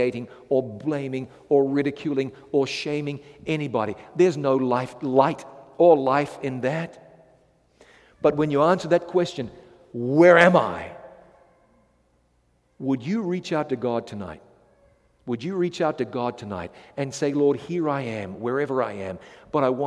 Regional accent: New Zealand; I come from New Zealand

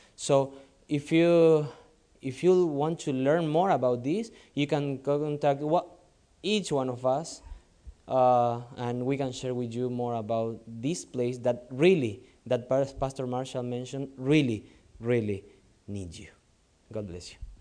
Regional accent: Argentina; moved away as an adult; now in Lebanon; I'm from South America, so it's more like Latin style for us, Argentinian style

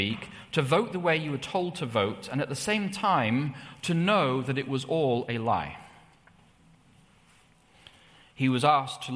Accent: England, United Kingdom; when I was growing up in England, it was in the 1980s.

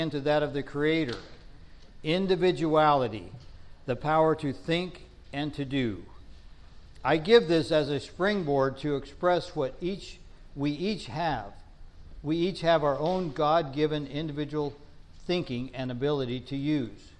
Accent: Northern California, United States; I grew up in Northern California. We call them almonds.

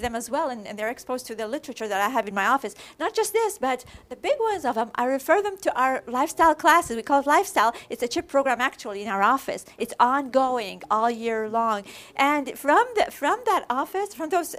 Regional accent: Iraq; moved away; from Iraq

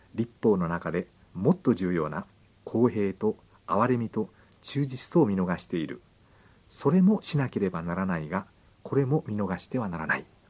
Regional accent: Kyushu, Japan; 九州の、えー、あれですね出身なんですけども

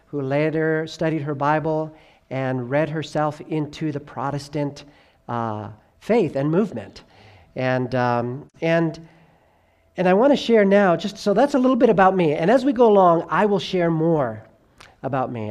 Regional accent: Southern California, United States; also born or lived in New York / North Carolina / Tennessee / Arkansas; now in Idaho, United States; I was born there. I grew up in Southern California

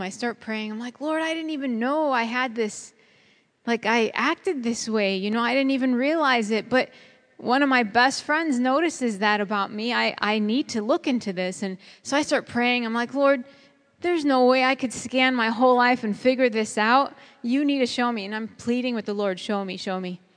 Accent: Chicago, Illinois, United States; I grew up in Chicago, and that's a concrete jungle

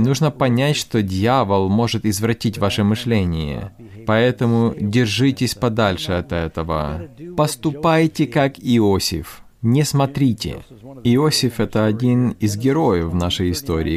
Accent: New York, United States; я из Нью-Йорка

